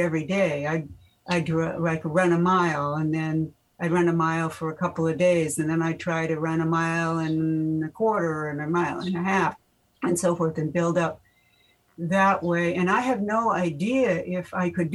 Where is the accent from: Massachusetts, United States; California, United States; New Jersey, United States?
Massachusetts, United States; Winchester; moved away as an adult; also born or lived in San Diego; I grew up in Winchester, Mass.